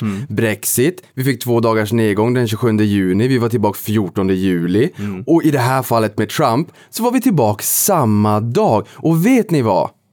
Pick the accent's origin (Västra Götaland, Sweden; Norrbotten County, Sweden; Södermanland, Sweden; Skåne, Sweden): Norrbotten County, Sweden; Boden; now in Stockholm, Sweden; jag kommer från Boden, Norrbotten